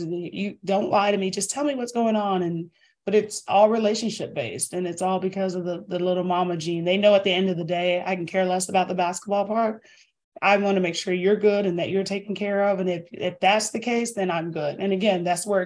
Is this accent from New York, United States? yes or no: no; Northern Virginia, United States; now in Greenville, United States; I'm from Northern Virginia